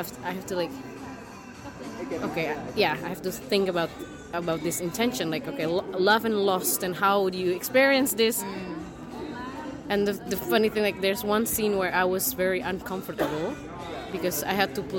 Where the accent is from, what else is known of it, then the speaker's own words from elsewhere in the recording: Indonesia; English is a second language; And for example, I'm from Indonesia as well. So in this sense, it's really like my story, but it's different, you know?